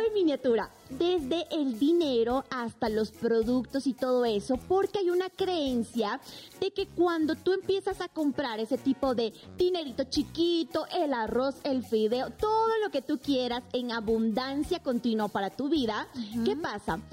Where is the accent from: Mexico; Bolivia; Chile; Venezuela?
Bolivia; en mi país